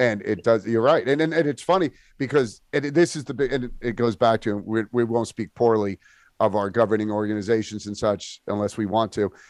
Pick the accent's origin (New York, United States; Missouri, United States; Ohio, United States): New York, United States; I was born in New York